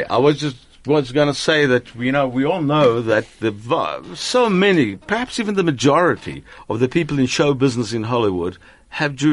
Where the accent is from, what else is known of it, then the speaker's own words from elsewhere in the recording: Argentina; English is a second language; moved away; I was born in Argentina, and in 1953 I was six years old